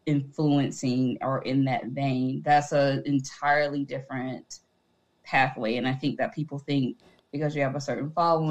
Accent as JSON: {"language": "English", "town": "Atlanta", "region": "Georgia", "country": "United States", "tie": "born or raised there", "said": "I'm from Atlanta, born and raised."}